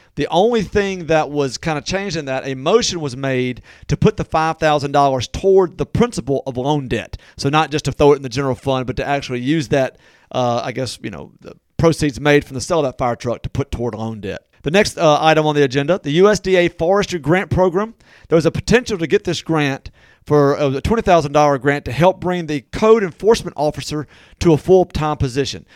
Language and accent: English; Natchez, Mississippi, United States; Natchez, which, of course, is my hometown